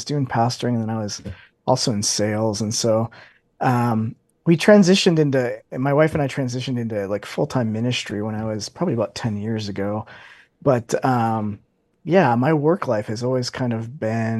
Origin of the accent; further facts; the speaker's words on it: Lake in the Hills, Illinois, United States; now in Elgin, United States; I'm born and raised in the Chicagoland area, Northwest suburbs. Grew up in Lake in the Hills, Illinois